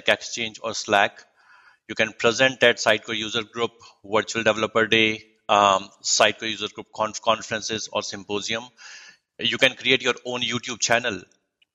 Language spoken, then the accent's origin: English; Jodhpur, Rajasthan, India; moved away as an adult; now in United States; I'm from the Sun City of India named Jodhpur, also known as the Blue City, which belongs to the state named Rajasthan